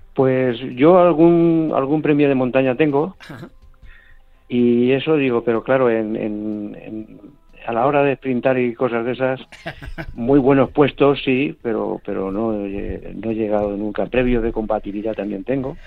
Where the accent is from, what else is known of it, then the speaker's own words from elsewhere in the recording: Elche, Valencian Community, Spain; yo soy de allí, yo soy natural de Elche, Alicante